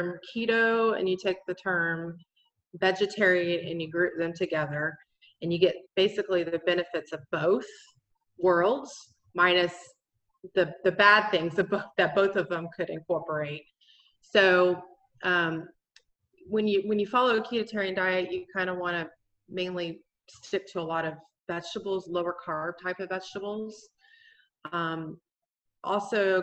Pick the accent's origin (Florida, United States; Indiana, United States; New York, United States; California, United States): Florida, United States; moved away as an adult; now in North Carolina, United States; I'm originally from Florida. I moved up here to the mountains in North Carolina a few years ago